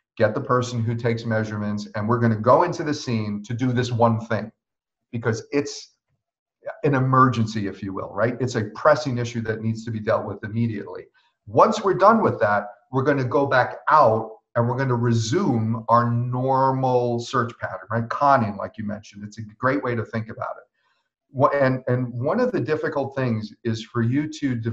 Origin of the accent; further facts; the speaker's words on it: New York, United States; me as a New Yorker